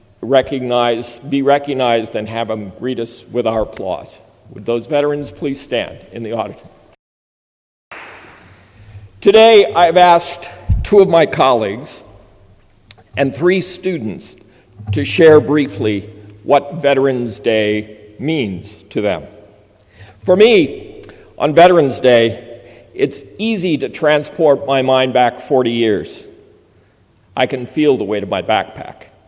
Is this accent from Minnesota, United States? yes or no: yes; Minnesota, United States; moved away; teaching high school in my home state of Minnesota.